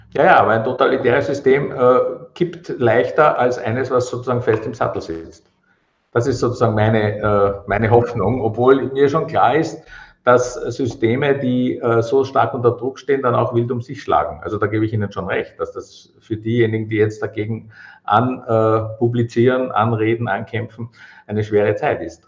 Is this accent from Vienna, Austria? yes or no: yes; Vienna, Austria; ich bin aus Wien